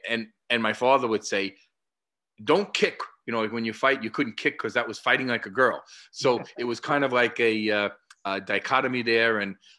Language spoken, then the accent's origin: English; United States; Growing up in America, and as I'm sure all around the world, young boys learned to do some fighting or boxing with their father.